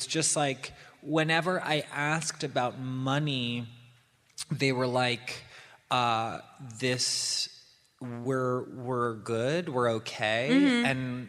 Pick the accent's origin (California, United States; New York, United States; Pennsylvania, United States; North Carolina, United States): New York, United States; New York City; I grew up in New York City.